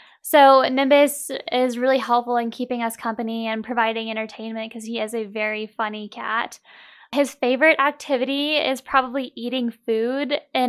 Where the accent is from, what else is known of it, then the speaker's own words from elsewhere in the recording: Pensacola, Florida, United States; I'm actually originally from Pensacola, Florida.